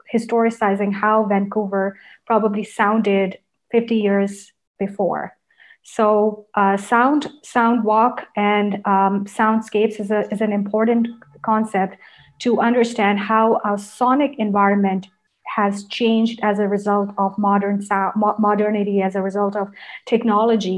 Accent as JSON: {"language": "English", "town": "Karachi", "region": "Sindh", "country": "Pakistan", "tie": "born or raised there", "second_language": "English", "moved": "yes", "said": "When I grew up in Karachi, we were living with our grandparents"}